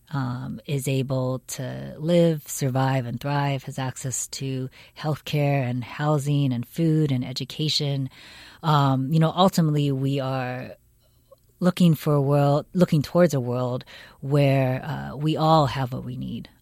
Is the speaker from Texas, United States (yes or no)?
no; Seattle, Washington, United States; now in California, United States; I grew up in Seattle, Washington.